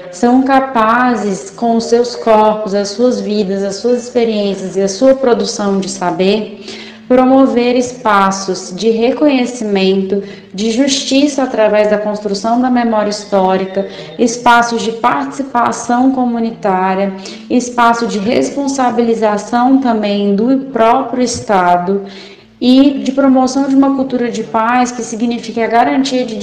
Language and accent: Portuguese; Porto Alegre, Rio Grande do Sul, Brazil; eu sou de Porto Alegre